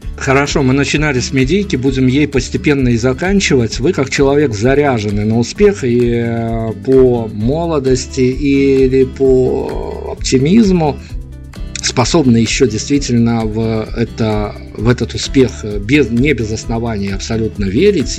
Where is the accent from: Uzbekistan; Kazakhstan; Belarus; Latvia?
Belarus; мы из Беларуси